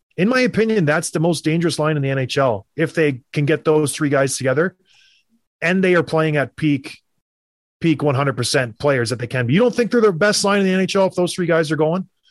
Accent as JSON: {"language": "English", "country": "Canada", "tie": "born or raised there", "said": "when I was growing up in Canada"}